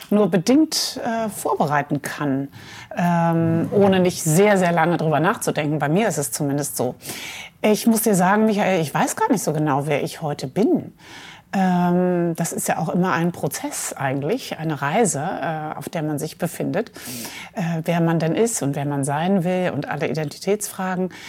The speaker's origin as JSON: {"language": "German", "town": "Mainz", "region": "Rhineland-Palatinate", "country": "Germany", "tie": "born there", "said": "Ja, ich bin geboren in Mainz am Rhein, mhm. äh, die Stadt, äh, wo Gutenberg herkommt."}